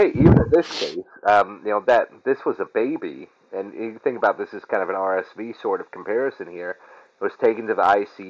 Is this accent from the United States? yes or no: yes; Syracuse, New York, United States; I'm from Syracuse